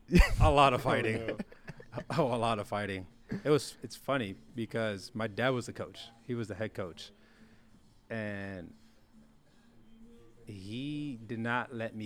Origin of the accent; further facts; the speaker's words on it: Downey and Compton, California, United States; also born or lived in Long Beach, California; I was born in Long Beach. Yes, I was born in Long Beach, California. I was raised half my time in Downey, California, and half my time in Compton, California.